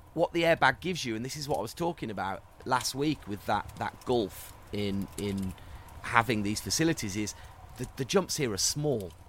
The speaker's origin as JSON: {"language": "English", "region": "London", "country": "United Kingdom", "moved": "yes", "lives_now": "Vancouver, Canada", "said": "I'm from London, but relocated to Vancouver."}